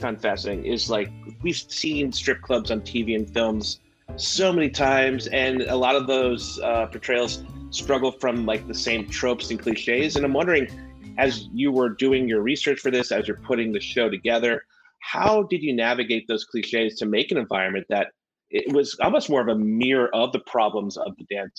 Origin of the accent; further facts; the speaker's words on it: the South, United States; Well, I grew up in the South, so I know where some of them come from